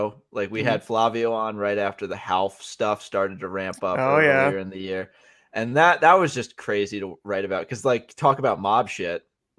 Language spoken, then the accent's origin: English; Connecticut, United States; Growing up in Connecticut on the Merritt Parkway